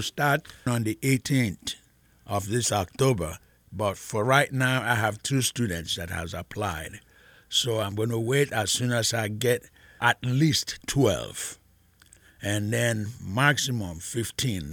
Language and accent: English; Nigeria; now in Mansfield; I am originally from Nigeria